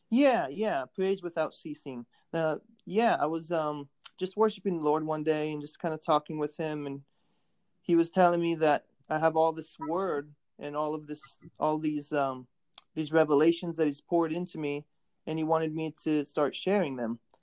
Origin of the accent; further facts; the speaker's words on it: Warsaw, Indiana, United States; also born or lived in Kentucky; born in Warsaw, Indiana, and uh, I've uh, been in Indiana most of my life